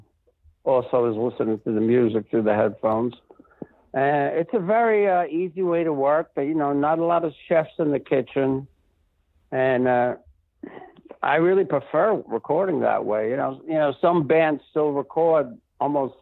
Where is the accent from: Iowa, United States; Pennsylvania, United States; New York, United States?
New York, United States; New York City; moved away; also born or lived in Rancho Santa Fe; growing up in the Bronx